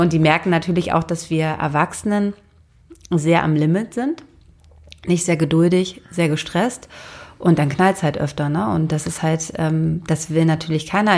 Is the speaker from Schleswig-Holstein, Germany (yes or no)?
yes; Schleswig-Holstein, Germany; Und ich bin in Schleswig-Holstein aufgewachsen.